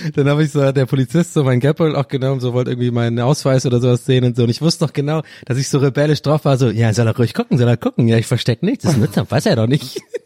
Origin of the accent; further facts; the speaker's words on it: Tübingen, Baden-Württemberg, Germany; bei uns in Tübinger um, äh, Umgebung